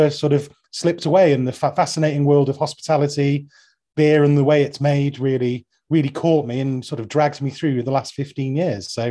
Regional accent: Manchester, North West England, United Kingdom; I'm from South Manchester

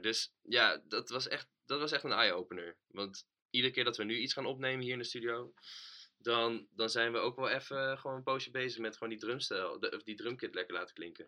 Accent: Utrecht, Netherlands; also born or lived in Houten; als Utrechter

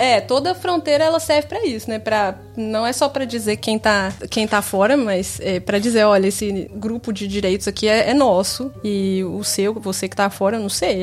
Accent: Sete Lagoas, Minas Gerais, Brazil; moved away as an adult; also born or lived in Belo Horizonte; now in The Hague, Netherlands; Mas originalmente vinda de Sete Lagoas, morando há cinco anos em Haia, na Holanda.

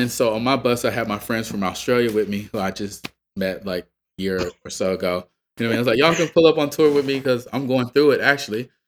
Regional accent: Atlanta, Georgia, United States; I'm from Atlanta, right? I'm from the South. I'm from Georgia

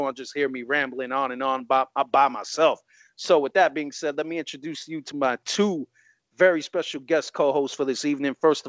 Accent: New York, United States; we're all from New York.

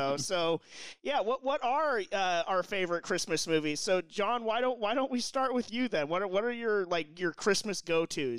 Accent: Pacific Grove, California, United States; growing up in Pacific Grove and having Candy Cane Lane

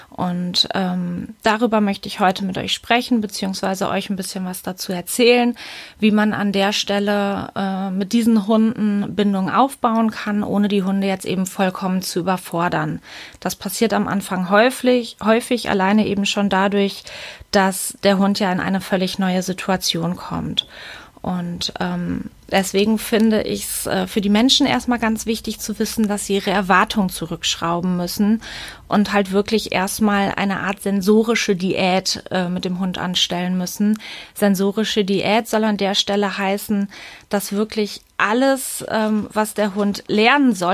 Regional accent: Münster, North Rhine-Westphalia, Germany; ich komme aus Münster.

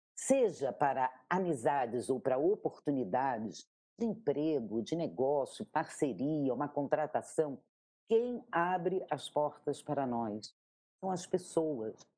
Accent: Rio de Janeiro, Brazil; moved away; eu sou carioca, e eu nasci nessa cidade

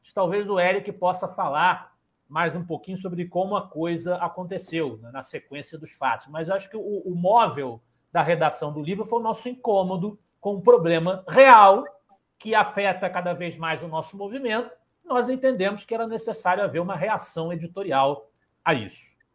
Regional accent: Rio de Janeiro, Brazil; aqui na minha querida Ilha do Governador, onde nasci, me criei

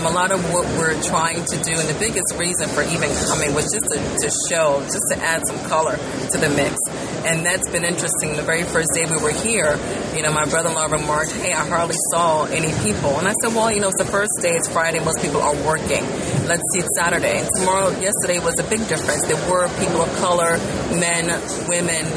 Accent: Ghana; moved away; I'm from Ghana, which is in West Africa. I'm born there.

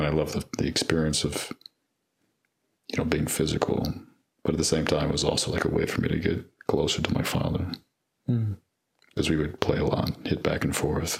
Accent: LaGrange, Georgia, United States; now in Atlanta, United States; I grew up in LaGrange

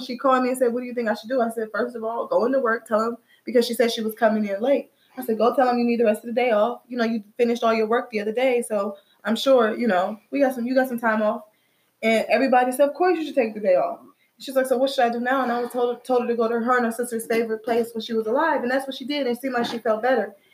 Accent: Midwest, United States; I'm from the Midwest.

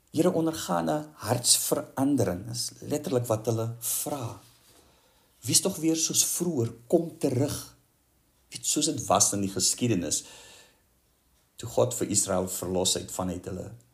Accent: South Africa; ons as Suid-Afrikaners

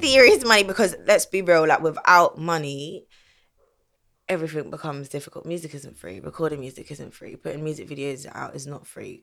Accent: London, United Kingdom; I grew up in Southeast London

